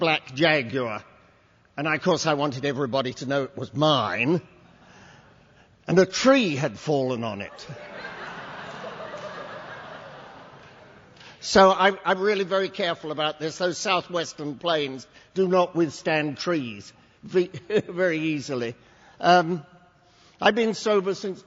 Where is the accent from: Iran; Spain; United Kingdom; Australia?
United Kingdom; England; now in United States; English by birth